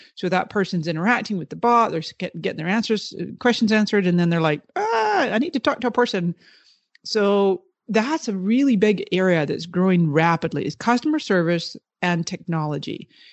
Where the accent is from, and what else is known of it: the Kootenays, British Columbia, Canada; born or raised there; moved away; also born or lived in Toronto, Canada / Scotland